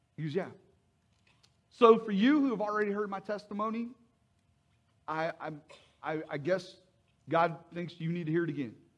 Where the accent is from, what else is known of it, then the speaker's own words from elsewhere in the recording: Mannington, West Virginia, United States; moved away as an adult; I was uh, born and raised in, in West Virginia, Mannington, West Virginia